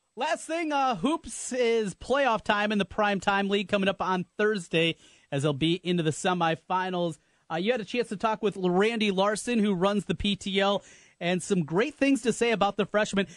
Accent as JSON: {"language": "English", "region": "North Iowa", "country": "United States", "tie": "born or raised there", "said": "growing up in North Iowa"}